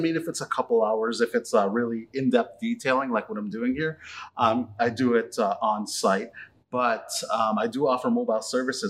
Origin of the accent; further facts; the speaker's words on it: Toronto, Ontario, Canada; now in Cambridge, Canada; I grew up in Etobicoke, Toronto.